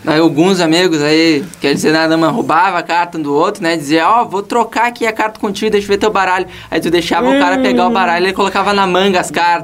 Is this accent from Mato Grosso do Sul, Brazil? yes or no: no; Uruguaiana, Rio Grande do Sul, Brazil; moved away; eu sou do Uruguaiana, não moro aqui